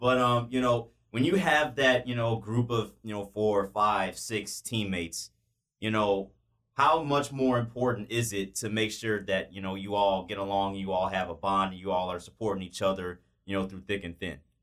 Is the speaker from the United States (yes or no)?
yes; Homewood, Illinois, United States; my hometown of Homewood